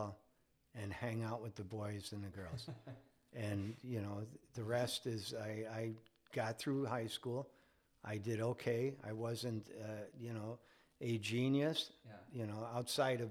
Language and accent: English; Chicago, Illinois, United States; growing up in Chicago in the 60s